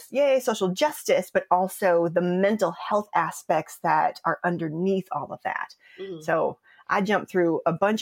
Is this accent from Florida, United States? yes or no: no; Des Moines, Iowa, United States; moved away as an adult; also born or lived in Chicago, Illinois; I'm a mixed girl from Des Moines, Iowa, that moved immediately to Chicago as soon as she possibly could after graduating high school. So I love growing up in Des Moines.